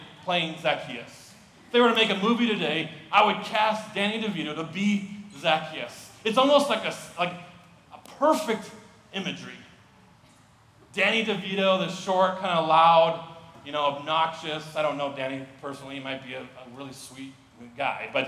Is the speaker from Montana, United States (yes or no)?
yes; Missoula, Montana, United States; moved away as an adult; now in Sioux Falls, United States; As a kid, I grew up in Missoula, Montana as a kid